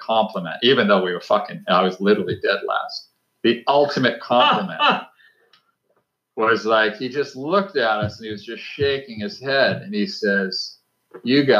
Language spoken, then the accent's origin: English; Gloucester, Massachusetts, United States; in Gloucester, we grew up in Gloucester